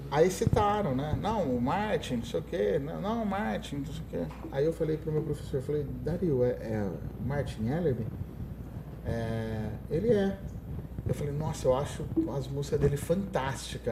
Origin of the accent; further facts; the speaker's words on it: Ribeirão Preto, São Paulo, Brazil; eu era do Brasil, em Ribeirão Preto